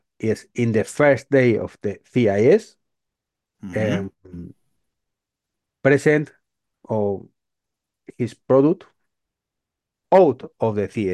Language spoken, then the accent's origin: English; Madrid, Community of Madrid, Spain; English is a second language; I'm from Madrid in Spain, and as the people can hear in this case, I don't speak English very well